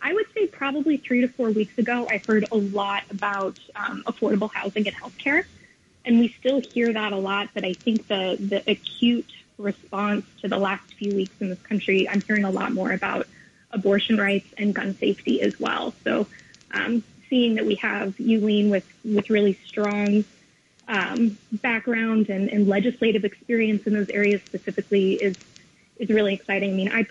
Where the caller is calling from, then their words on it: New York City, New York, United States; I'm calling from the Lower East Side of Manhattan.